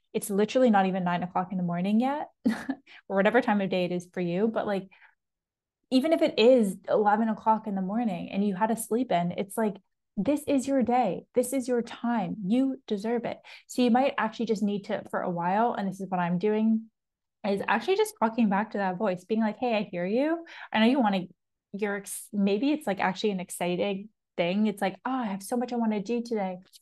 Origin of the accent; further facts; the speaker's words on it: Toronto, Ontario, Canada; accent: Canadian; first language English; moved away; if you're in Toronto, like where I'm from